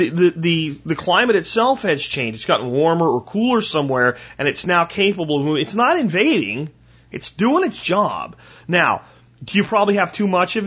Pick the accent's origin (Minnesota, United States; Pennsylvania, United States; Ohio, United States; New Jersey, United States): Pennsylvania, United States; now in Texas, United States; I grew up in Pennsylvania